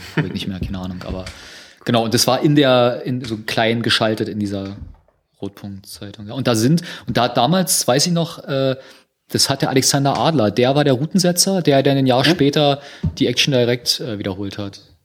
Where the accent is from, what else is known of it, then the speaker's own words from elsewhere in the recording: Berlin, Germany; wir ja alle drei Berliner sind